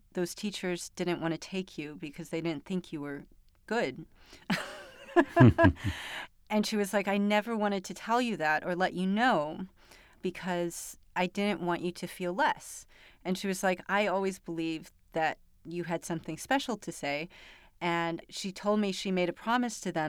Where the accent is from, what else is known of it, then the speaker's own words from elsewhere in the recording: Glen Ellyn, Illinois, United States; also born or lived in Hinsdale, Illinois; I was born in Hinsdale Hospital, but I was raised in Glen Ellyn